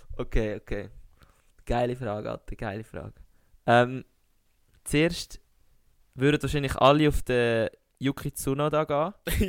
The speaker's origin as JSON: {"language": "German", "country": "Switzerland", "said": "als Schweizer Sportler"}